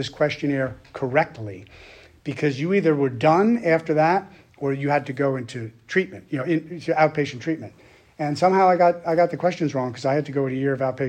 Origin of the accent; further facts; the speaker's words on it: Long Island, New York, United States; moved away; I'm originally from Long Island, New York